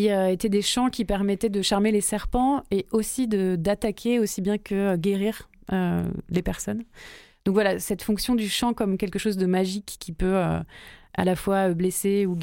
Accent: Marseille, Provence-Alpes-Côte d'Azur, France; born there; Marseille, après j'ai bougé de partout et je suis re ici depuis deux ans, donc euh, je suis un, peu marseillaise.

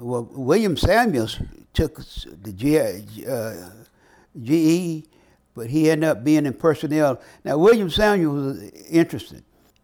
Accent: Vietnam; English is a second language; moved away as an adult; now in United States; So when I came from Vietnam, they had a program sponsored by the Woodrow Wilson Foundation

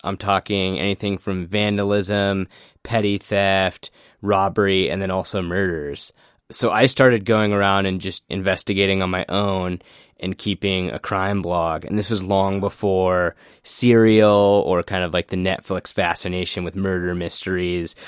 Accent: Sicklerville, New Jersey, United States; moved away as an adult; now in Washington, D.C., United States; I'm actually from a little suburb of Philadelphia called Zicklerville, New Jersey

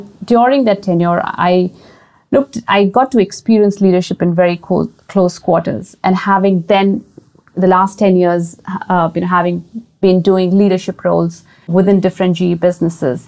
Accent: India; I grew up in a boarding school. I mean, I went to a boarding school because I'm originally from India

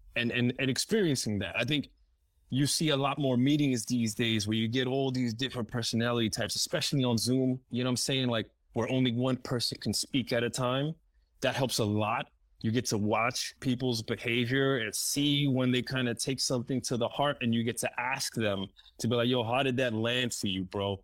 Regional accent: New York City, New York, United States; English is a second language; moved away; I grew up in New York City and Spanish Harlem

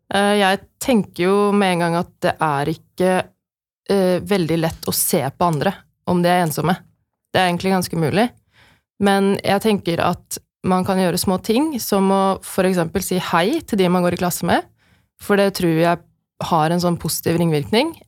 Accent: Norway; som nordmenn

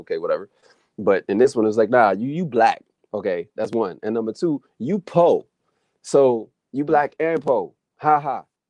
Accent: New Bern, North Carolina, United States; born there; Anyway, I was born in North Carolina and I was born in New Bern, North Carolina.

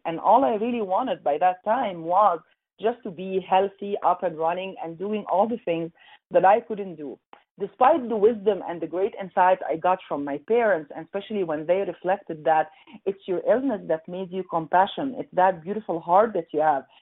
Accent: Egypt; moved away as an adult; also born or lived in Montreal, Canada; now in Calgary, Canada; growing up in Egypt, Egypt uh, by that time, long, long, long time ago

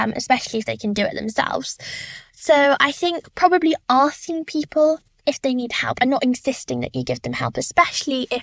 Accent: London, United Kingdom; I'm 17 years old and I'm from London

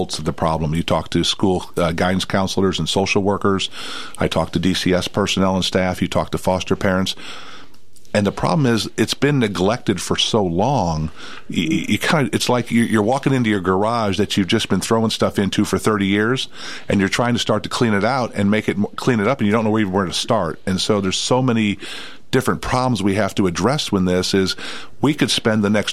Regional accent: St. Louis, Missouri, United States; now in Tennessee, United States; I'm from St. Louis

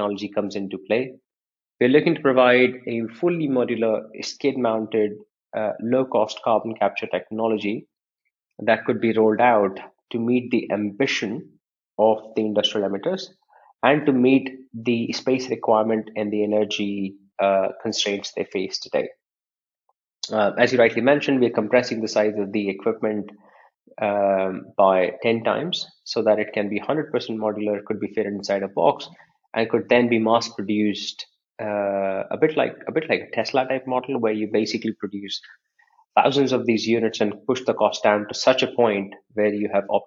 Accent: Bhopal, Madhya Pradesh, India; I was born in a city that's famous for wrong reasons worldwide. City of Bhopal, which is famous for the industrial gas disaster

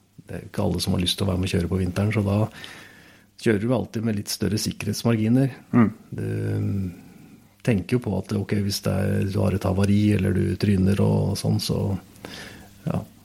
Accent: Oslo, Norway; Jeg vokste jo opp i Oslo

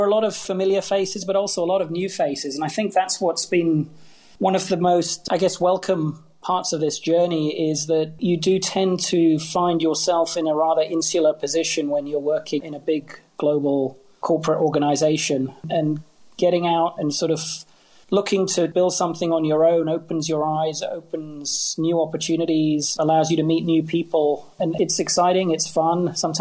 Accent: Hong Kong; I grew up in Hong Kong. I love this city

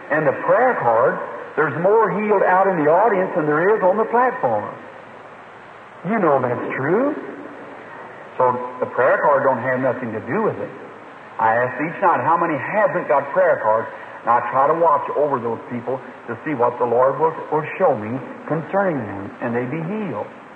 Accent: United States; I'm American, born here generation after generation

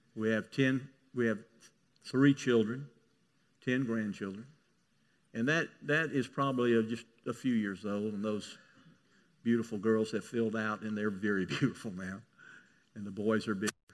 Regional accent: Mississippi, United States; I grew up in Mississippi.

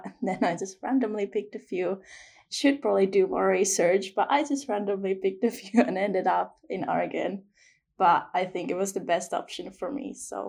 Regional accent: Finland; now in Aberdeen, United Kingdom; I'm from Finland

